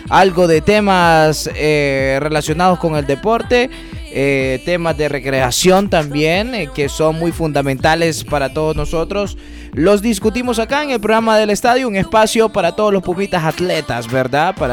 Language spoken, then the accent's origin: Spanish; Honduras; nosotros somos eh, unos hondureños muy apasionados por el deporte, los hondureños somos apasionados por ser